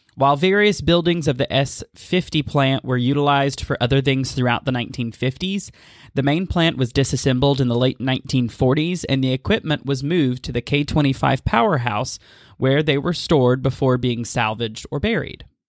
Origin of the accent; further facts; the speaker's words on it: East Tennessee, United States; my experiences growing up in East Tennessee